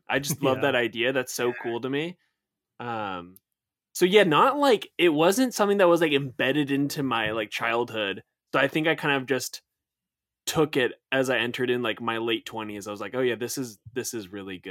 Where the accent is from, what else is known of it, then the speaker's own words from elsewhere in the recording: Southern California, United States; we're all from Southern California